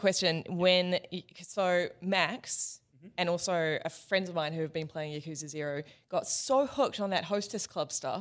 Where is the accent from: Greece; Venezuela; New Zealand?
New Zealand; moved away; also born or lived in Australia; as a Kiwi